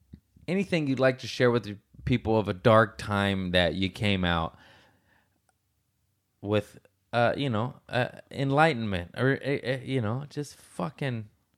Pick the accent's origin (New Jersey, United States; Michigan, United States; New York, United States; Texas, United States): Michigan, United States; I'm from Michigan. Yeah. I had five older sisters, and I'm a weirdo.